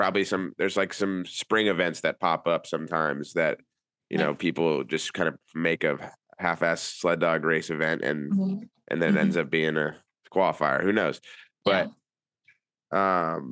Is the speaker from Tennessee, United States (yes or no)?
no; Atlanta, Georgia, United States; me and Brennan growing up in Atlanta